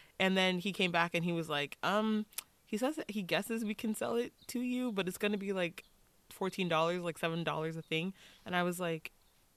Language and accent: English; Texas, United States; now in California, United States; I'm from Texas